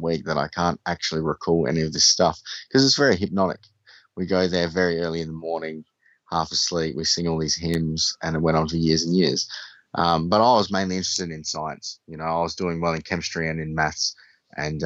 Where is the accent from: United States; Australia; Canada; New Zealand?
Australia; I'm from Australia, and I went to a private school. I had an interesting upbringing